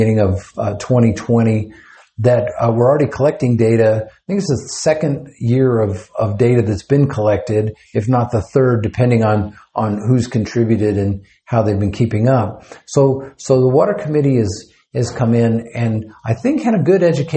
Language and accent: English; Fort Worth, Texas, United States; I'm actually from Fort Worth